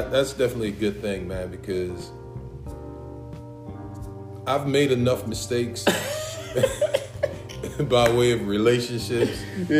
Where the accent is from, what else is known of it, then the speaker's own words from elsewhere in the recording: Washington, District of Columbia, United States; now in Columbia, United States; I'm originally from Southeast Washington, D.C., but I've been living in Columbia long enough to call Columbia home.